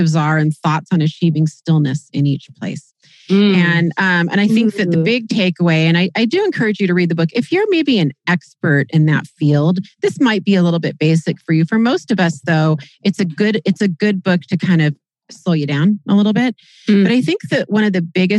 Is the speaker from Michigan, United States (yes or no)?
no; Kirkland, Washington, United States; Not just Seattle, Kirkland, my hometown